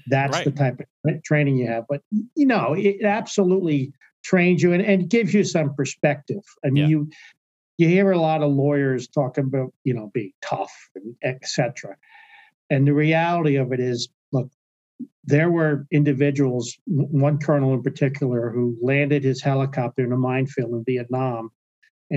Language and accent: English; Hazlet, New Jersey, United States; I'm from Haslett, New Jersey